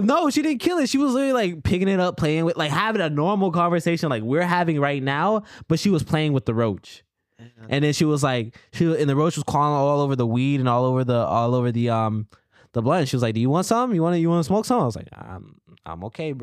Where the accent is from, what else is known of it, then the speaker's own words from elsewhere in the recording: Columbia, South Carolina, United States; moved away as an adult; now in Los Angeles, United States; So, me and him, we both went to high school together. We're both from, uh, Columbia, South Carolina